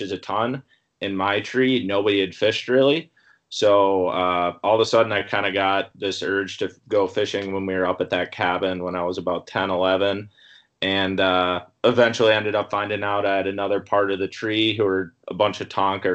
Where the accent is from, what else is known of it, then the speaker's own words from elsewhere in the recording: New Prague, Minnesota, United States; I'm from New Prague, Minnesota